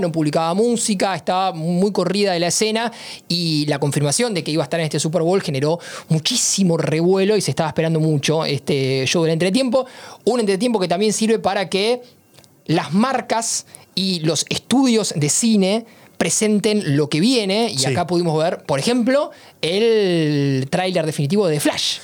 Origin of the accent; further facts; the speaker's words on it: Argentina; soy argentino